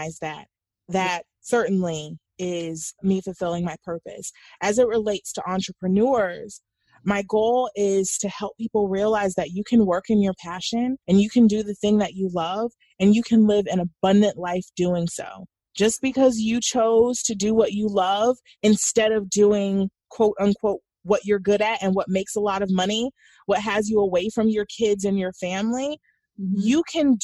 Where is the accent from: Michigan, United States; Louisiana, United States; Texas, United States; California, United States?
Louisiana, United States; New Orleans; I was born in New Orleans